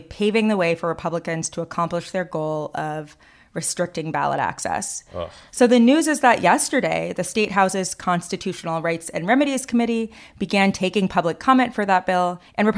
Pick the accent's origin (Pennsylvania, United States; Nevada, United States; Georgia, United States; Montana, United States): Georgia, United States; Fulton County; in my home state and home county